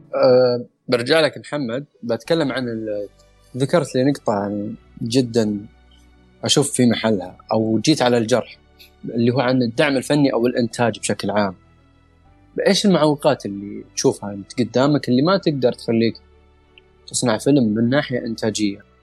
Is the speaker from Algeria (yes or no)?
no; Saudi Arabia; احنا كشباب سعوديين